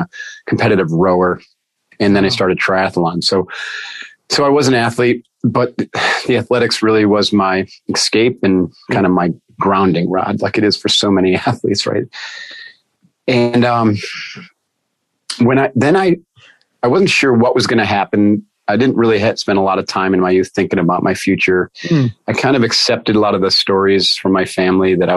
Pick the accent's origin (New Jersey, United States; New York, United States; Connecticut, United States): New York, United States; Adirondacks, northern; I grew up with boats, and I grew up hiking in the Adirondacks